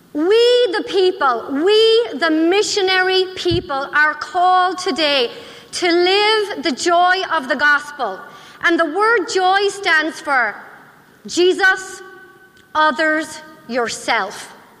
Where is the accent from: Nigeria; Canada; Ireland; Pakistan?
Ireland; now in United States; I am Irish